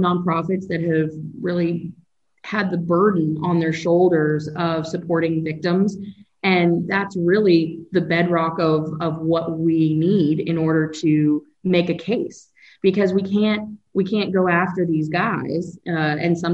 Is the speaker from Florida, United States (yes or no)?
yes; Gainesville, Florida, United States; hometown of Gainesville